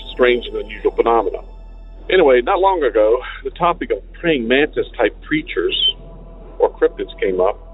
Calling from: Virginia, United States; Hi, Derek. I'm … from Virginia.

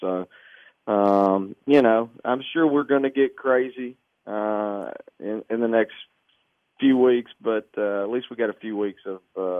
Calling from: Arkansas, United States; I'm at home in Arkansas, down south, man.

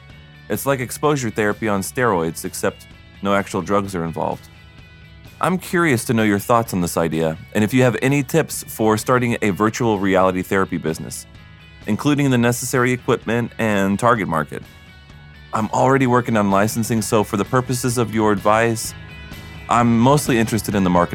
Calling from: Chicago, Illinois, United States; I'm calling from Chicago.

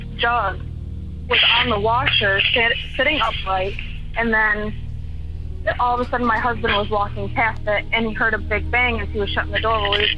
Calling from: Michigan, United States; from Michigan.

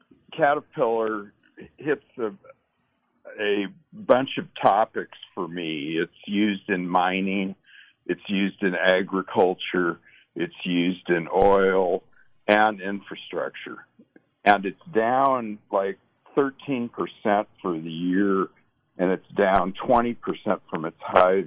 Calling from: Idaho, United States; Actually, I'm calling from Idaho.

